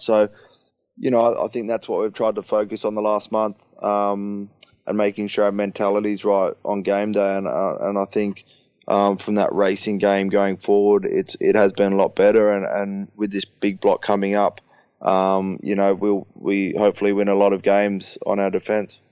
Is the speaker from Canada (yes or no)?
no; Sydney, New South Wales, Australia; moved away as an adult; now in Leicester, United Kingdom; go home to Sydney and, and play in my hometown